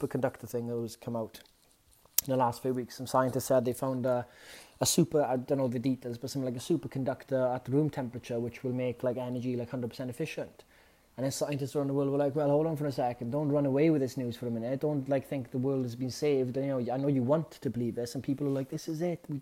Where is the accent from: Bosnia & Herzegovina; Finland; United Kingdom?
United Kingdom; Wales; as a Welshman